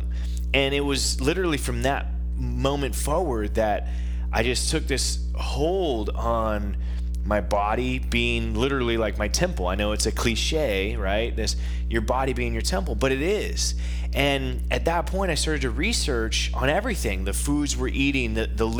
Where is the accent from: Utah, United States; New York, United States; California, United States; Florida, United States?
California, United States; Northern; now in Phoenix, United States; They moved my brother and I out of Southern California because we kind of lived in the ghetto, and we moved to Northern California.